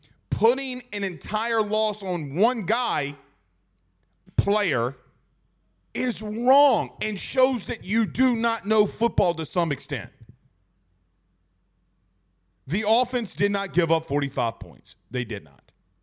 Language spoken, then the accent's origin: English; Franklin, United States; Yeah, I'm from Franklin, man.